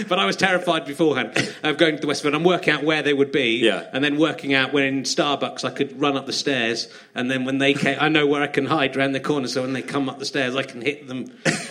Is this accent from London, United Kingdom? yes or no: no; Cheddar, South West England, United Kingdom; We grew up in Cheddar, so there wasn't a McDonald's in Cheddar.